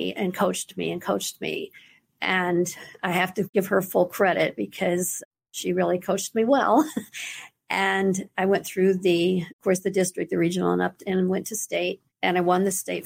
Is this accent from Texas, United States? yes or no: yes; Alvin, Texas, United States; also born or lived in Friendswood, Texas; Born and raised in Alvin, Texas